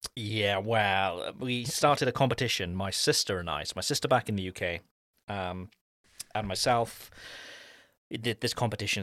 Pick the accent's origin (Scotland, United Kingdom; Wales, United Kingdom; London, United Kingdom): Wales, United Kingdom; Cardiff; moved away; my hometown back in Cardiff